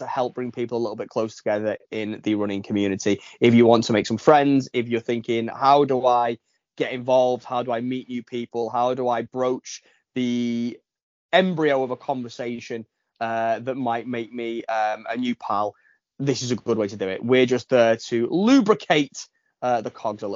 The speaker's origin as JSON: {"language": "English", "town": "Widnes", "region": "North West England", "country": "United Kingdom", "tie": "born or raised there", "said": "my hometown of Widnes."}